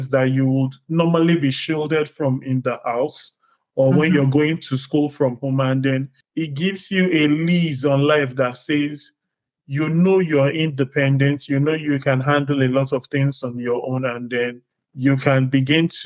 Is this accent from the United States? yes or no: no; Warri, Delta, Nigeria; moved away as an adult; now in Canada; I grew up in Nigeria, spent the first 3 decades of my life in Nigeria. High school, I went to high school in a place called Warri.